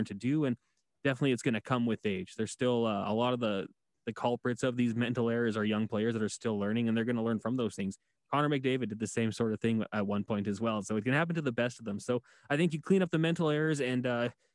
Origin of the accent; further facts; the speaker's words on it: Edmonton, Alberta, Canada; I'm from Edmonton, born and raised here